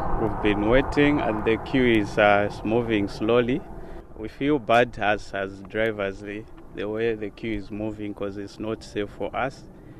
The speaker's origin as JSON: {"language": "English", "town": "Durban", "region": "KwaZulu-Natal", "country": "South Africa", "said": "I'm from Durban."}